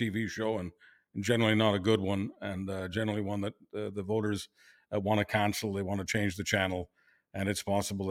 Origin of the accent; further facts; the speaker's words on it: Canada; as a Canadian